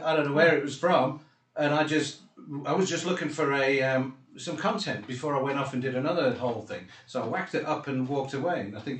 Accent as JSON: {"language": "English", "region": "England", "country": "United Kingdom", "moved": "yes", "lives_now": "South Africa", "said": "I'm a visitor, bro. I'm from England for... I'm only here 25 years or whatever, 26 years."}